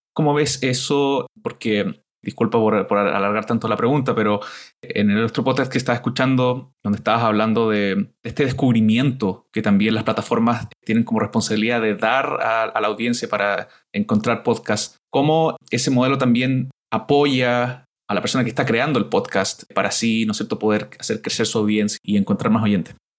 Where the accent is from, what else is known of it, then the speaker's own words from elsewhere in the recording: Chile; now in Canada; el podcast del Nerd from Chile